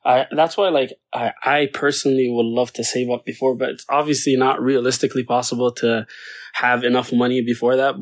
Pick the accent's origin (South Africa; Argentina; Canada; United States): Canada; Toronto, Ontario; I am from Toronto, currently a student